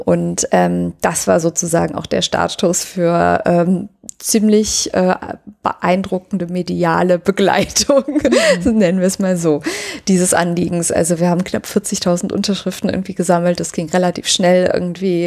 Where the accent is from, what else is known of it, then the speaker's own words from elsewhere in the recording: Cologne, North Rhine-Westphalia, Germany; als Kölner ist man halt äh, so Leib und Seele Kölner